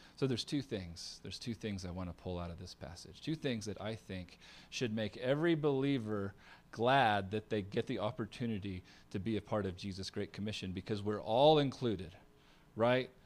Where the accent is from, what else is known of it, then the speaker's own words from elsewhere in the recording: United States; I'm a Christian, I'm from America